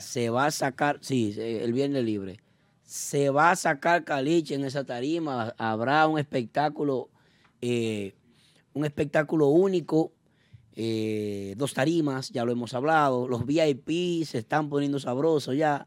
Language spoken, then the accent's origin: Spanish; Dominican Republic; nos identifica como dominicanos